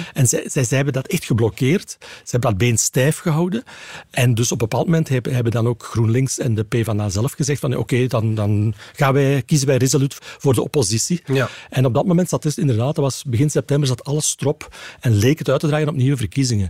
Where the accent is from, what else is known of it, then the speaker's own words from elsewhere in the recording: Flanders, Belgium; als Vlaming